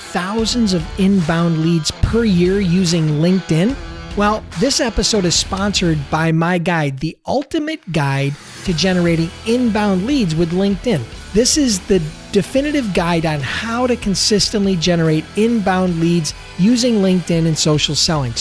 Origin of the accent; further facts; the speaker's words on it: Buffalo, New York, United States; I'm from Buffalo.